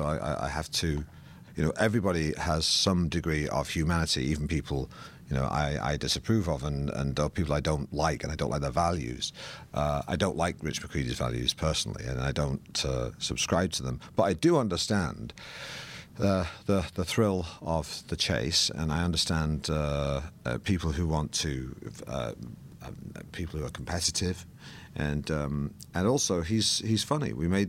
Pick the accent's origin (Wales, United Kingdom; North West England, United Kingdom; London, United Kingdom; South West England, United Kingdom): North West England, United Kingdom; Manchester; because I grew up in Manchester, and the world that the movie's set in was a world that I was tangentially involved in my youth.